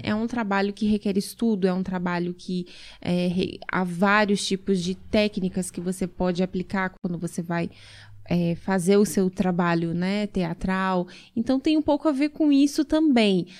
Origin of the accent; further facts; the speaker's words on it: Blumenau, Santa Catarina, Brazil; Isso em Santa Catarina, sou natural de Blumenau